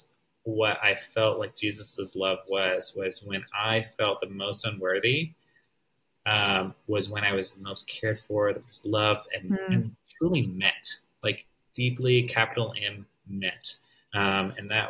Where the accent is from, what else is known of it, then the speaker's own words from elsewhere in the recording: the South, United States; growing up in the South